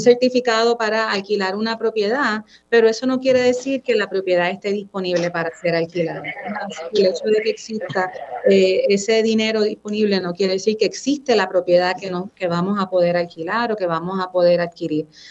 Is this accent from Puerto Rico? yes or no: yes; Puerto Rico; yo salí de Puerto Rico, yo estuve fuera